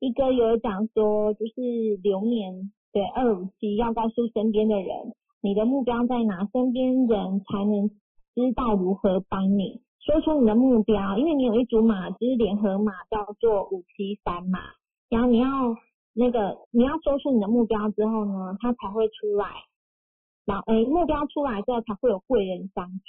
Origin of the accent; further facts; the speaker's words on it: Kaohsiung, Taiwan; 我高雄人